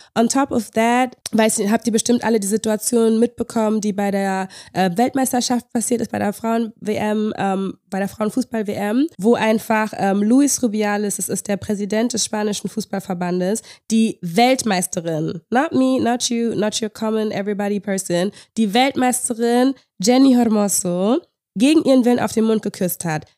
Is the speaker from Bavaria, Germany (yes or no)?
no; Berlin, Germany; ich bin mitten in der Stadt groß geworden.